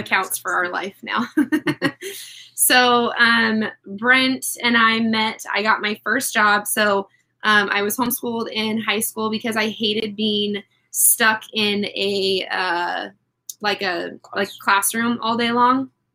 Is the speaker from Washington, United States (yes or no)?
yes; Puyallup, Washington, United States; I grew up in Puyallup, Washington